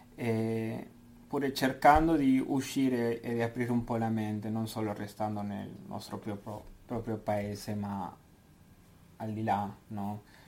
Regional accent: Argentina; moved away as an adult; also born or lived in Buenos Aires; now in Switzerland; vengo dall'Argentina

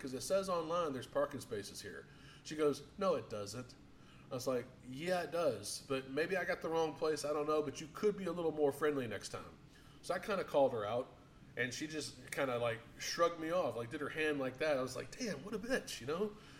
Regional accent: the South, United States; I'm from the South

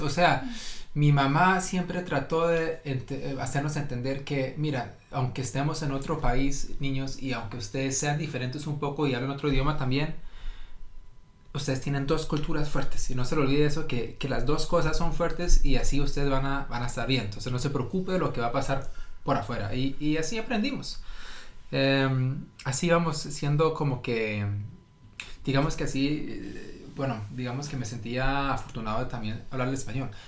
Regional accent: Norway; aquí fui a la escuela, yo entiendo las normas y las reglas a lo noruego

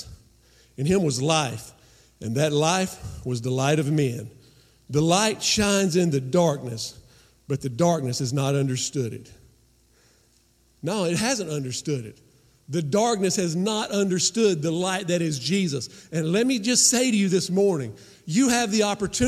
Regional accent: Rutherfordton, North Carolina, United States; growing up in Rutherfordton, North Carolina, a little western North Carolina mountain town, red dirt

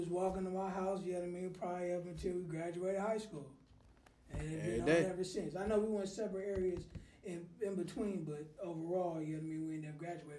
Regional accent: San Francisco, California, United States; also born or lived in East Oakland, California; I was born in San Francisco, born and raised, and from the Lakeview neighborhood. My family as well had a lot of property in Hunters Point. I grew up in my 20s in East Oakland

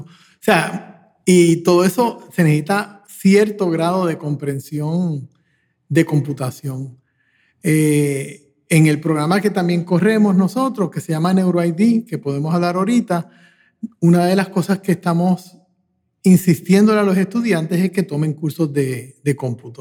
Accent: Puerto Rico; me crié en Puerto Rico

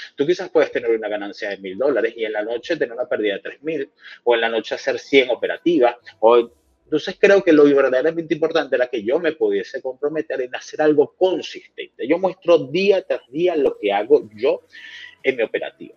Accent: Venezuela; soy venezolano

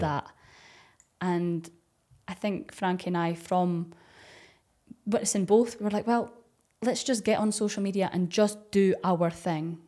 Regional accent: Dundee, Scotland, United Kingdom; accent: Scottish; I'm from Dundee

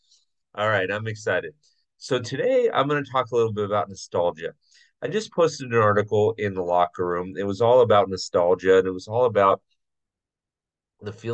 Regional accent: Southern California, United States; growing up in Southern California, went to a bunch of Angel games

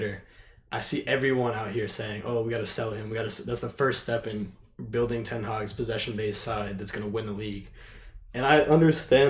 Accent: United States; we're Americans

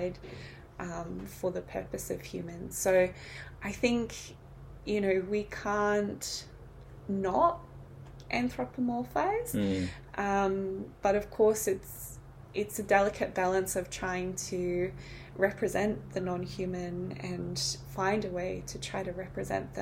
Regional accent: New Zealand; I'm from New Zealand

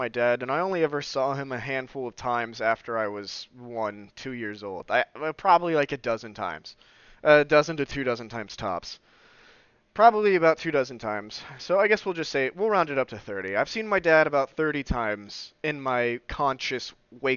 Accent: southern Oklahoma, United States; born or raised there

